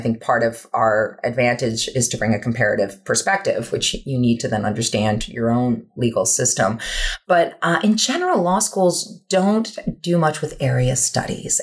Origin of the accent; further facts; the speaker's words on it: United States; as an American